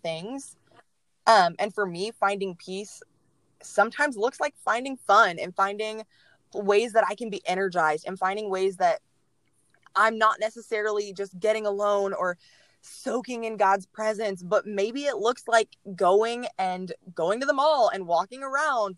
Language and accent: English; Mansfield, Texas, United States; I grew up in Mansfield. I was born in Mansfield